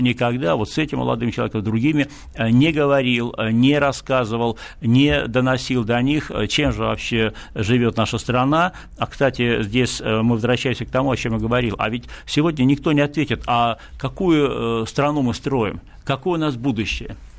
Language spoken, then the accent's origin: Russian; Saint Petersburg, Russia; в моем родном городе Санкт-Петербурге